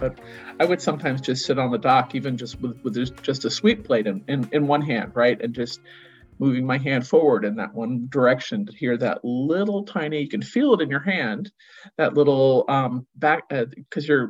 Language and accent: English; Cape Cod, Massachusetts, United States; I grew up on Cape Cod